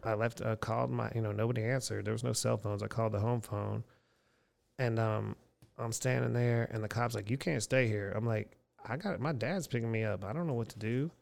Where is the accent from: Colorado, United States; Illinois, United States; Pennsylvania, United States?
Pennsylvania, United States; Erie; moved away as an adult; also born or lived in Houston, Texas; in my hometown of Erie, Pennsylvania in eighty-nine